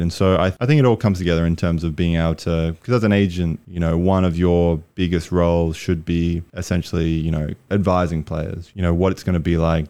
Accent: Brisbane, Queensland, Australia; moved away as an adult; also born or lived in New Mexico, United States; I'm from Australia, Brisbane, Australia. Grew up there

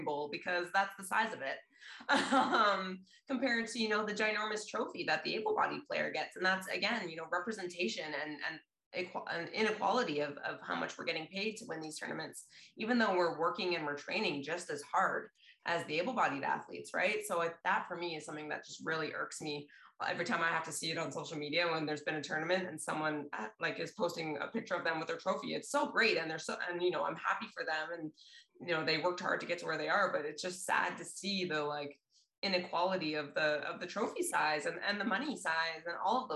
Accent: Canada; as Canadian athletes and para athletes

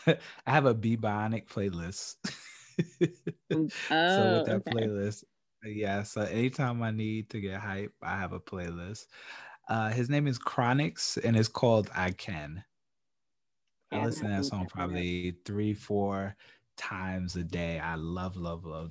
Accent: New York, United States; I'm a New Yorker

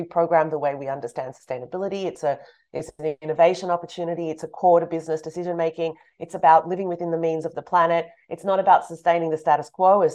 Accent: Australia; moved away; also born or lived in Europe; I'm from Australia.

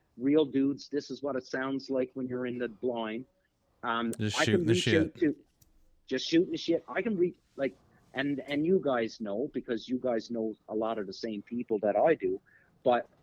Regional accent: Canada; as Canadians

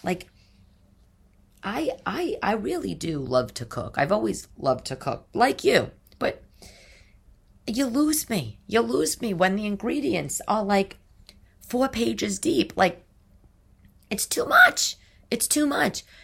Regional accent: New York City, New York, United States; also born or lived in Upper East Side, New York; I'm not from that area of Staten Island. I'm from the South Shore

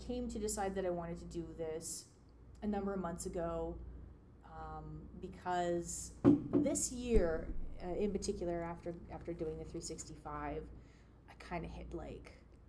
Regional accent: Saskatchewan, Canada; now in Toronto, Canada; I did not grow up there. I grew up in Saskatchewan, which is kind of complicated.

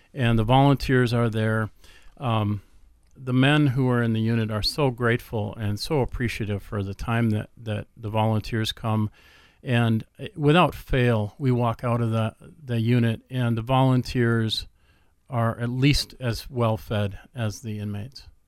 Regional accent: Minneapolis, Minnesota, United States; I grew up in the Twin Cities

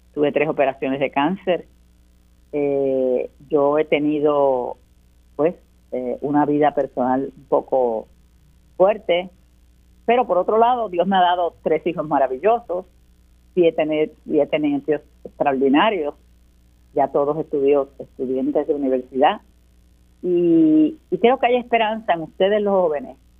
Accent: Puerto Rico

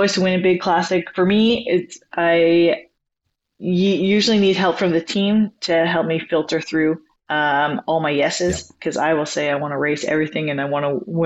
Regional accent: Vermilion, Alberta, Canada; also born or lived in Girona, Spain; now in Abbotsford, Canada; As a Canadian, growing up as a kid

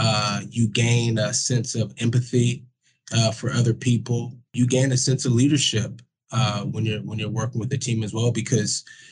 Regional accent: Bay Area, California, United States; I grew up in the Bay Area

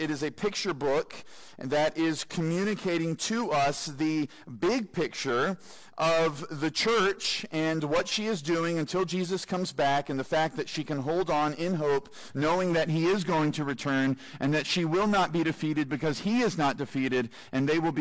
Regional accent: United States; I'm an American

